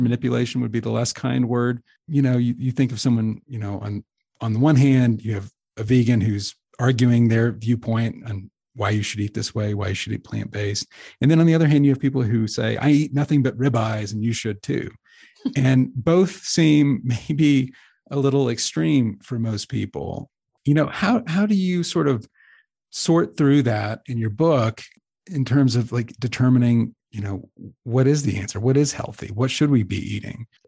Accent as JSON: {"language": "English", "region": "Texas", "country": "United States", "tie": "born or raised there", "said": "I grew up in Texas, which is, like, barbecue central"}